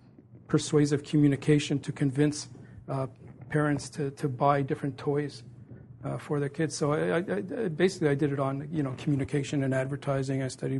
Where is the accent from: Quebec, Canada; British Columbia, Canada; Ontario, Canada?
Quebec, Canada; Montreal; I grew up in Montreal, and which was a wonderful place to grow up.